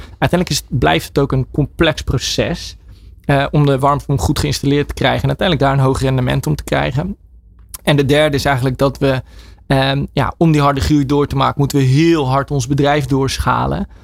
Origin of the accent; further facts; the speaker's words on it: Netherlands; wij vooral als Nederlanders